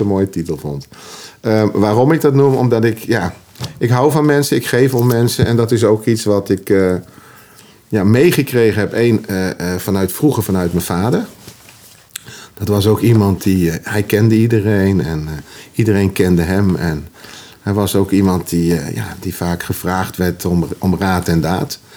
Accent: Utrecht, Netherlands; accent: plat Utrechts; Ik ben als schoffie opgegroeid, zo, zo, zo simpel is dat. Schoffie in Utrecht.

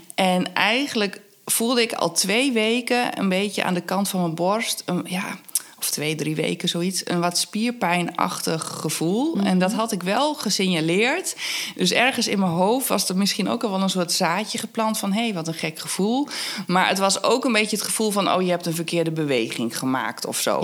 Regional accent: Twente, Overijssel, Netherlands; moved away; Ik kom uit Twente

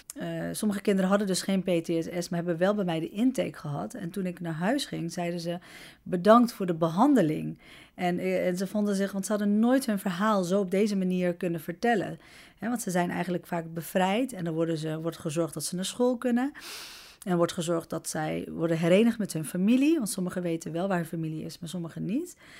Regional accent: Netherlands; also born or lived in Amsterdam; ik woon 41 jaar hier, ben hier oh, geboren

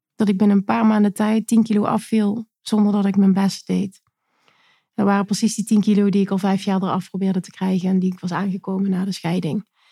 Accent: Limburg, Netherlands; Ik kom uit Limburg

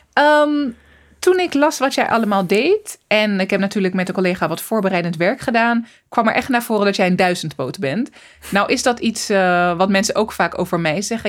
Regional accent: Zoetermeer, South Holland, Netherlands; moved away as an adult; also born or lived in Rotterdam; Ik ben opgegroeid in Soetermeer, in een hele witte wijk

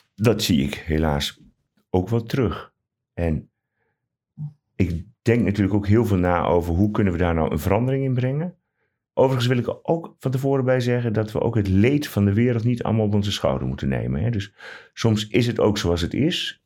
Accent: Ruurlo, Gelderland, Netherlands; now in Utrecht, Netherlands; ik ben geboren en getogen in de Achterhoek, in Ruurlo

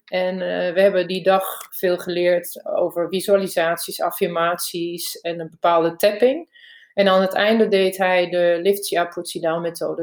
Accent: Germany; Dutch is a second language; also born or lived in Barcelona, Spain / Emst, Netherlands; now in Netherlands; Ik ben van origine Duits, heb lang in Spanje gewoond

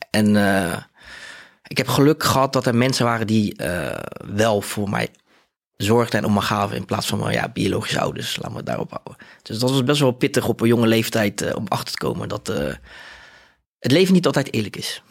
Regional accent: Rotterdam, South Holland, Netherlands; ik kom uit Rotterdam. Ik ben eh, eh, opgegroeid in Spangen.

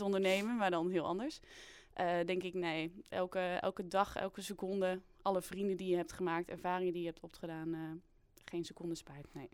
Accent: Twente, Overijssel, Netherlands

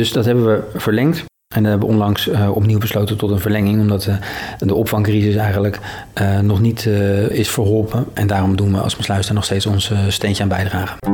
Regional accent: Maassluis, South Holland, Netherlands; Zelf ben ik 43 jaar geleden hier geboren en getogen aan de Merellaan in mijn sluis.

